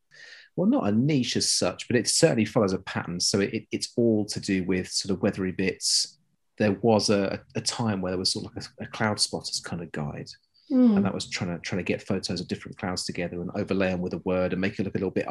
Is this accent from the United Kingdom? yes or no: yes; South East England, United Kingdom; I am from Hampshire. {S1} Ooh. {S2} As in, that's where I was born and grew up.